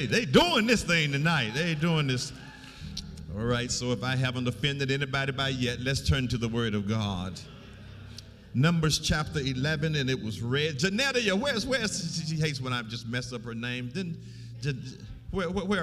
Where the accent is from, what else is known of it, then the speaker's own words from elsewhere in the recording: Alabama, United States; I'm from Alabama